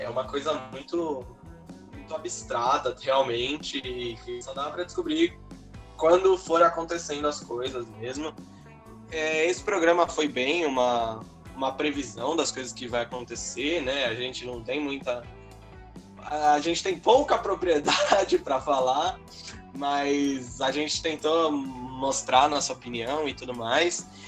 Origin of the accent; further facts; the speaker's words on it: São Paulo, Brazil; a gente é de São Paulo